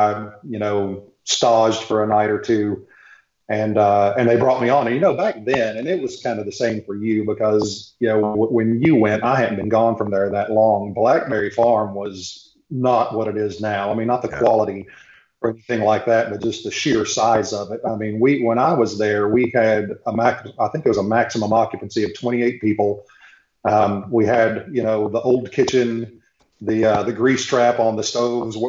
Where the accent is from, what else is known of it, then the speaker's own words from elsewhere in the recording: Knoxville, Tennessee, United States; also born or lived in Charleston; I'm from Knoxville.